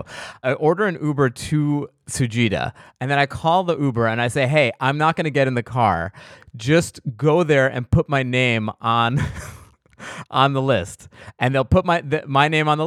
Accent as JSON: {"language": "English", "region": "East Coast", "country": "United States", "said": "I'm from the East Coast."}